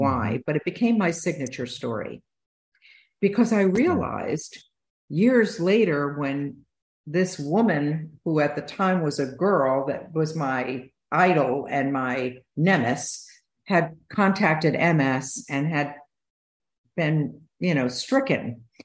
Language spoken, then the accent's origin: English; Utica, New York, United States; I grew up in East Utica and upstate New York